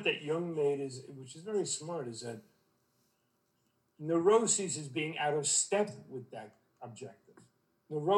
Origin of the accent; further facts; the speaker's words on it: New York City, New York, United States; moved away as an adult; also born or lived in Vermont; I'm from Brooklyn, I was in Vermont for a long time.